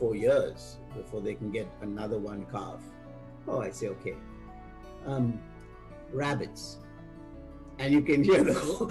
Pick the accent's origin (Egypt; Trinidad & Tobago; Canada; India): India; now in United States; I'm based out of the U.S. Again, I come from India